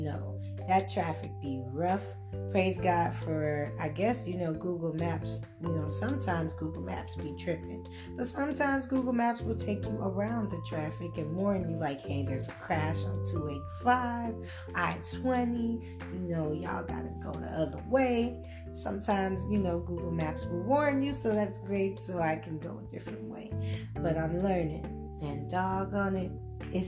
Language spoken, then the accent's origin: English; Clayton County, Georgia, United States; also born or lived in Gwinnett County, Georgia; I grew up in Clayton County, but I lived in Gwinnett for a few years